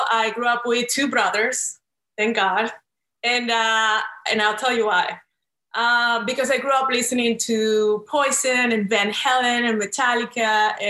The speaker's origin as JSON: {"language": "English", "country": "Venezuela", "tie": "born or raised there", "also_born_or_lived": "New York", "second_language": "English", "moved": "as an adult", "lives_now": "Los Angeles, United States", "said": "I was born in South America in the beautiful country of Venezuela."}